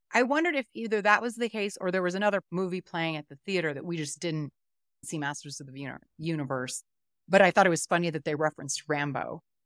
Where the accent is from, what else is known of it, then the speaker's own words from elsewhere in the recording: United States; now in Denver, United States; I'm American